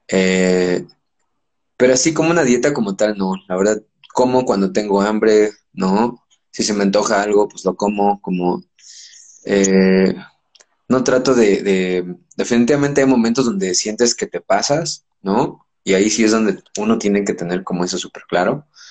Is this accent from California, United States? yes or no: yes; Los Angeles, California, United States; moved away as an adult; also born or lived in Puebla, Mexico; now in Mexico City, Mexico; nací en México, pero crecí en Los Ángeles y ahora llevo 15 años viviendo en México